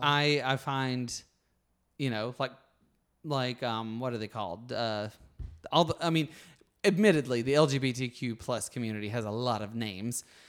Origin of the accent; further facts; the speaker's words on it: Alabama, United States; moved away as an adult; now in California, United States; I grew up with a lot of things happening in Alabama